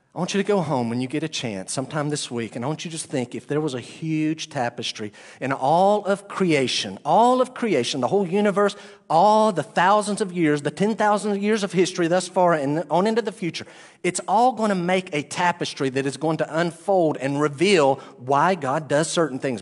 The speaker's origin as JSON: {"language": "English", "region": "the Bible Belt", "country": "United States", "tie": "born or raised there", "said": "I grew up in the Bible Belt"}